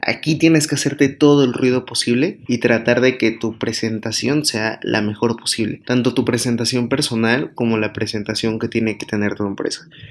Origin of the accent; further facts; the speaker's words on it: Mexico; aquí en México, que es mi país natal